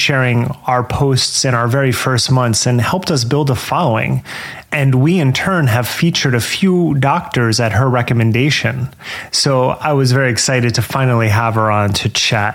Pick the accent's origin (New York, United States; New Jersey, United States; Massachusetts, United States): New Jersey, United States; I grew up in New Jersey